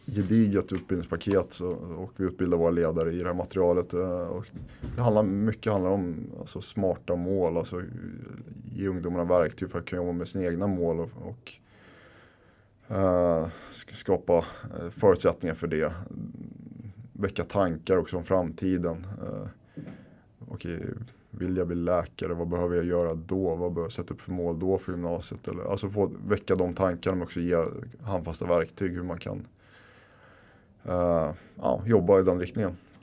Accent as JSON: {"language": "Swedish", "town": "Stockholm", "region": "Stockholm County", "country": "Sweden", "tie": "born or raised there", "also_born_or_lived": "Husby / Finland (parents)", "moved": "as an adult", "lives_now": "Sundbyberg, Sweden", "said": "jag är uppvuxen här i Kista där vi sitter nu andra generationens invandrare, mina föräldrar är från Finland"}